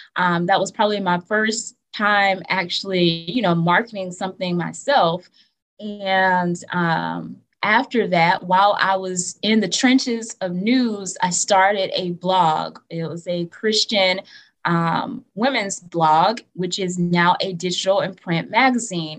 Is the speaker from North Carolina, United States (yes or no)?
no; Atmore, Alabama, United States; I am not from Montgomery. I am from Atmore, Alabama.